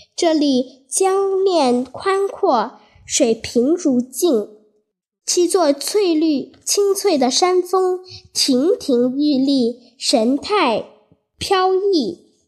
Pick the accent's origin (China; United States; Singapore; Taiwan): China; Guilin, Guangxi; 我的家乡桂林